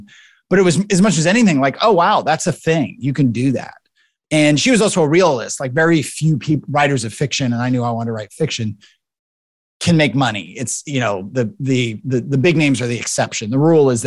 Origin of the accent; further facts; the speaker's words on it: Tacoma, Washington, United States; now in Memphis, United States; I grew up in Tacoma, Washington, out west, south of Seattle